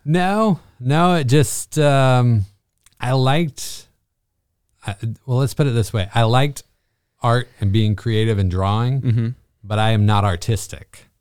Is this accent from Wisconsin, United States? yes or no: no; Bishop, California, United States; moved away as an adult; also born or lived in Panorama City, California; now in Evans, United States; I am from uh, California, born and raised